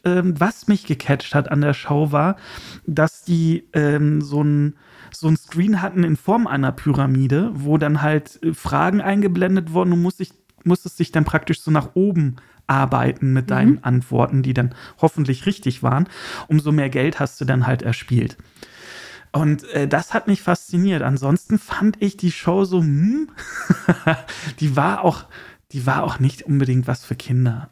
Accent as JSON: {"language": "German", "country": "Germany", "said": "als Deutscher"}